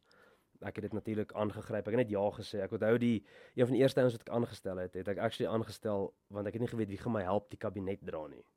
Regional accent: Bloemfontein, Free State, South Africa; ek het ek het groot geword hier in Bloemfontein.

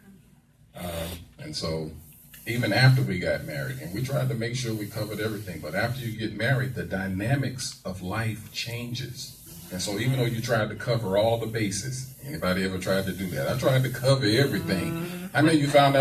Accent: St. Louis, Missouri, United States; I am a Southern kid born and raised in St. Louis, Missouri

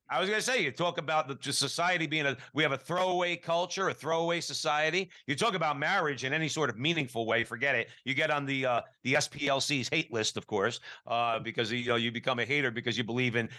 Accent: New Jersey, United States; We're all from New Jersey growing up going to public grammar school

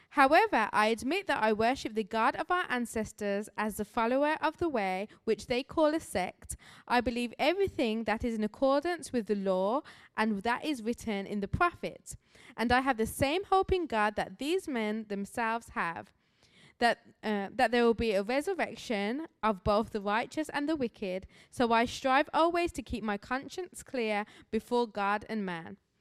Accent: Birmingham, West Midlands, United Kingdom; moved away as an adult; now in Grand Rapids, United States; I do have an accent, as I'm a missionary here from Birmingham, England

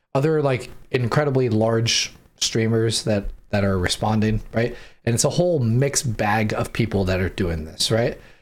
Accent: San Diego, California, United States; moved away; because I grew up in San Diego

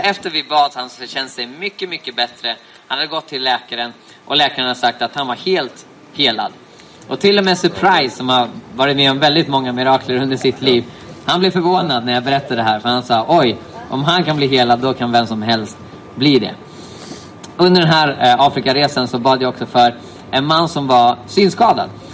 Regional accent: Sweden; jag som svensk

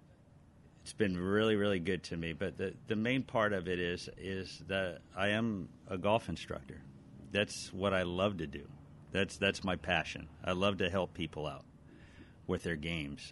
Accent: Alhambra, California, United States; also born or lived in Glendora; now in Whittier, United States; I was born and raised in Alhambra.

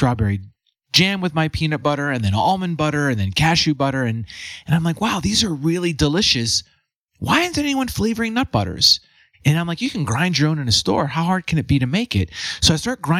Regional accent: Western Pennsylvania, United States; moved away as an adult; also born or lived in San Francisco, California / Boulder, Colorado; I grew up in Western PA

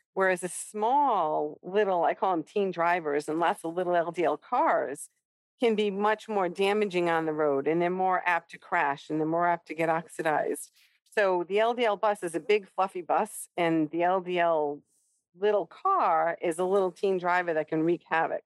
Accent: Rhode Island, United States; I am from Rhode Island

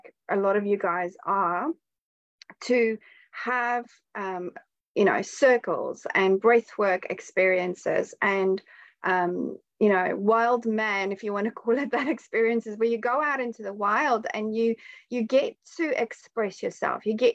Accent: South Africa; I'm a South African as well. I've been brought up in South Africa

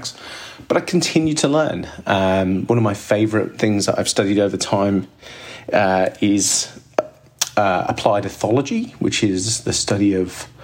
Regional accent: Midlands, United Kingdom; now in Sydney, Australia; growing up in Midlands, England

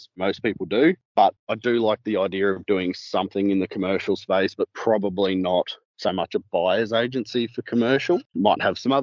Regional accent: Queensland, Australia; also born or lived in Victoria, Australia; born and bred in Victoria originally, and then we moved up to Queensland to the Moreton Bay region. I've been up here for about 20 years now, did schooling and everything up here

